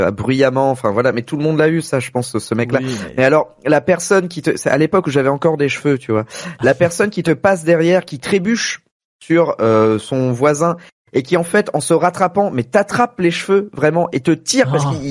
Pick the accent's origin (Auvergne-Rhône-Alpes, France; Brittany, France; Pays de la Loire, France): Brittany, France; Rennes; il y en a pas 36 000 à Rennes non plus, puisque je suis rennais.